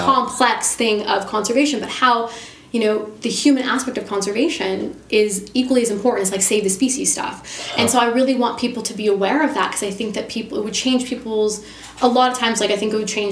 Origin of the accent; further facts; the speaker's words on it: United States; I am from America.